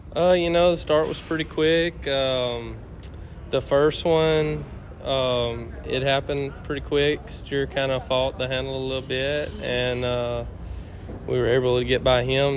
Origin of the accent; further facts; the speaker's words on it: Meadville, Mississippi, United States; I'm from uh, Meadville, Mississippi